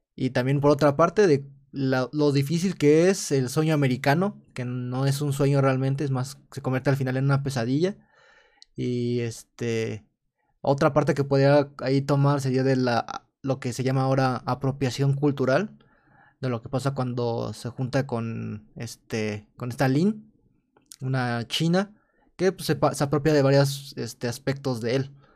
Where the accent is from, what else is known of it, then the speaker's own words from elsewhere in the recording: Mexico; como mexicano